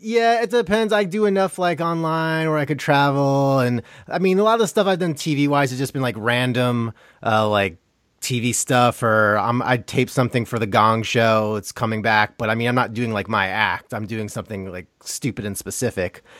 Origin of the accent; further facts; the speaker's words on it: Long Island, New York, United States; I'm from Long Island.